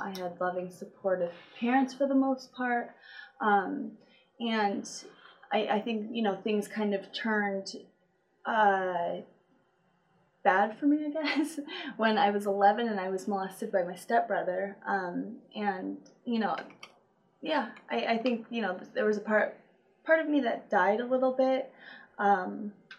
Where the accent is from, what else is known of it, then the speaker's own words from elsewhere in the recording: Apple Valley, California, United States; also born or lived in Wrightwood, California; I was born in California in Apple Valley. And I lived with my mom, my dad, and two older sisters in like Wrightwood for the first 7 years of my life